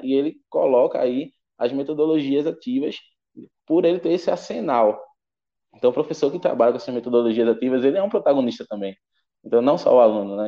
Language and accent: Portuguese; Pernambuco, Brazil; sou aqui de Pernambuco